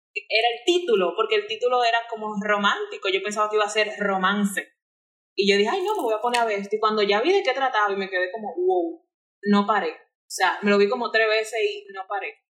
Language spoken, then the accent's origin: Spanish; Santo Domingo, Distrito Nacional, Dominican Republic; Yo nací aquí en Santo Domingo, aquí capitaleña totalmente